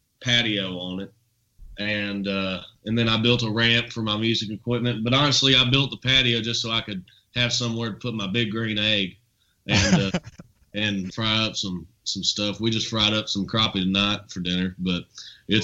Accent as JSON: {"language": "English", "town": "Nicholasville", "region": "Kentucky", "country": "United States", "tie": "born or raised there", "also_born_or_lived": "Lexington, Kentucky", "said": "where I was raised"}